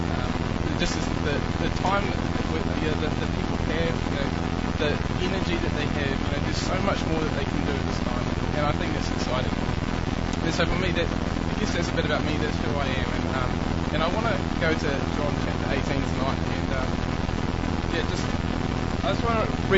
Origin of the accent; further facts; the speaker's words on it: New Zealand; I run a Bible study back home in New Zealand